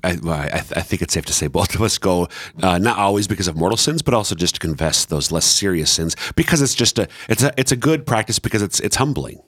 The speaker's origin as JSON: {"language": "English", "region": "Minnesota", "country": "United States", "moved": "yes", "lives_now": "Sioux Falls, United States", "said": "I'm from Citro, Minnesota"}